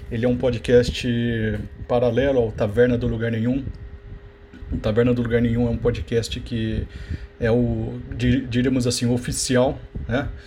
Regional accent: Campinas, São Paulo, Brazil; Eu sou aqui de Campinas, né? Eu frequento uma, uma, uma igreja aqui, a, a Catedral Metropolitana de Campinas.

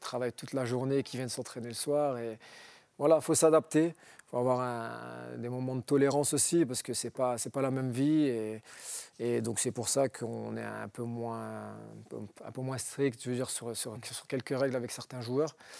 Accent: Roubaix, Hauts-de-France, France; je viens d'un quartier de modeste de, Roubaix, j'ai grandi à Roubaix

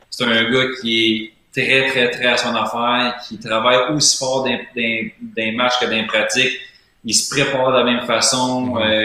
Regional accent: Quebec, Canada; En tant que Québécois

